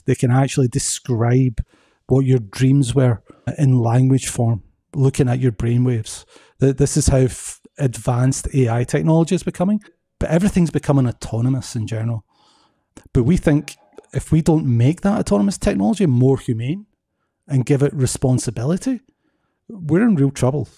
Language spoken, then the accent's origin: English; Scotland, United Kingdom; moved away as an adult; also born or lived in Belgium / United States; now in Atlanta, United States; I'm originally from Scotland. Moved to Belgium for ten years and now I've been in the U S for ten years.